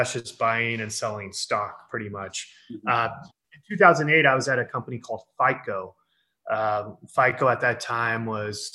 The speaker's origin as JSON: {"language": "English", "town": "San Diego", "region": "California", "country": "United States", "tie": "born or raised there", "said": "I'm born and raised in San Diego, which is in California, which is in the United States."}